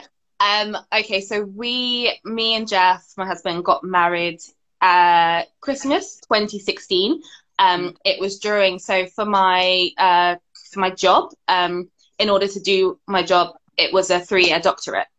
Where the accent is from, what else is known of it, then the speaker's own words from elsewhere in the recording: United Kingdom; My mum was born here. Mm-hmm. Um, I was born here